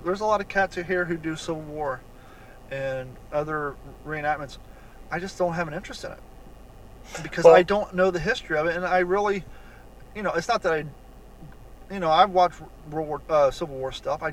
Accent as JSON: {"language": "English", "region": "Ohio", "country": "United States", "tie": "born or raised there", "said": "Growing up in Ohio"}